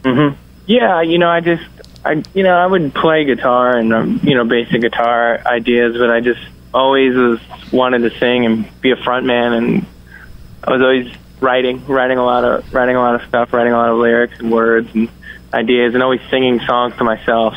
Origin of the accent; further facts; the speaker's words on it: Yonkers, New York, United States; Yonkers is uh, right outside of New York City, so I kind of got the New York City uh, experience growing up